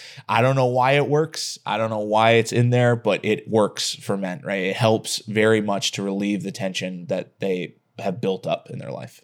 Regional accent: Texas, United States; I'm from Texas

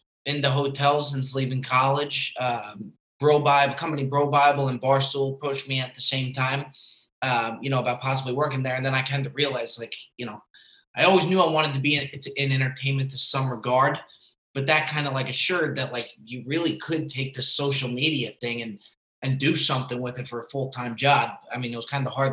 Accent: New Jersey, United States; accent: Northeast; moved away as an adult; also born or lived in Florida; now in California, United States; So I was born and raised in Jersey. That's where you kind of get the Northeast voice from, and the Northeast humor.

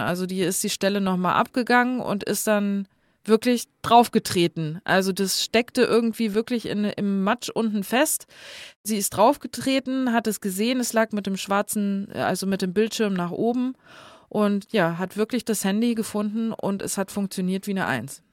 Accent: next to Guxhagen, Hesse, Germany; moved away; da, wo ich herkomme, der Nachbarort heißt Guxhagen.

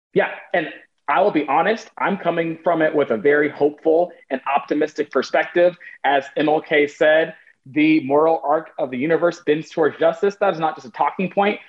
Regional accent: United States; also born or lived in Portland, Oregon; I am American

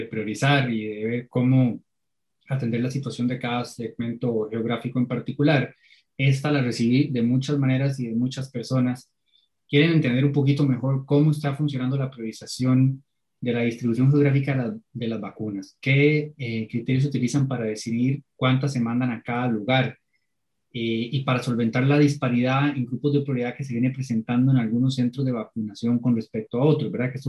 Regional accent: Cartago, Costa Rica; Yo, por ejemplo, soy de Cartago y tenemos semanas de estar entre los cinco cantones con más casos nuevos por día.

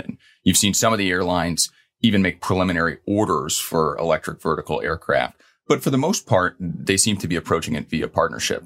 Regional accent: Louisville, Kentucky, United States; now in New York, United States; growing up in Louisville, Kentucky.

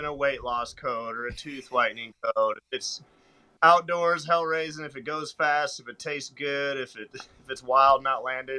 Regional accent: Butte, Montana, United States; moved away as an adult; now in Nashville, United States; So growing up in Montana and growing up completely off the grid in a trailer house in the coldest part of Montana, they call Little Siberia

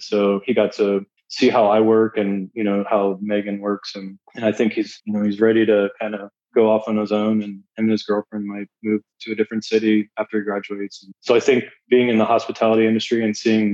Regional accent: Dublin, Ohio, United States; also born or lived in Columbus, Ohio / Siesta Key, Florida / New Jersey; I grew up in Dublin. Like, that's where I graduated from

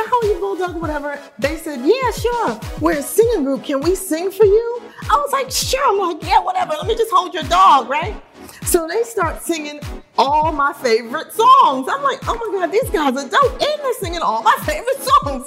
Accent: New York City, New York, United States; moved away; also born or lived in New Jersey / Los Angeles; I'm from Brooklyn

